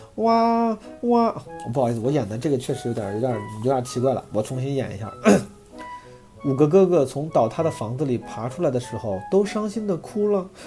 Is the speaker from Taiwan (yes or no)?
no; Zhengzhou, Henan, China; moved away; 我那天回老家，回郑州